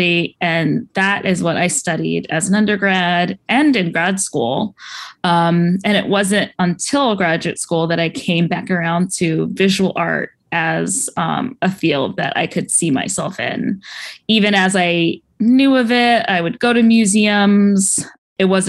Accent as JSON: {"language": "English", "area": "Orange County", "region": "California", "country": "United States", "tie": "born or raised there", "said": "So I grew up in Orange County, California."}